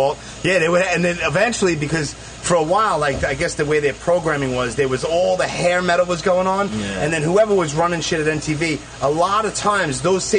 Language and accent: English; New York City, New York, United States; I was born and raised in Brooklyn.